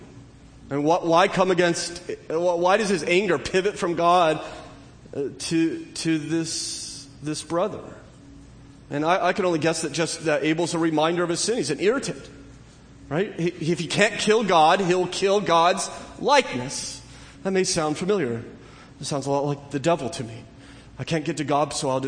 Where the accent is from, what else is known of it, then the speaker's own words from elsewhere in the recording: Southern California, United States; growing up in Southern California.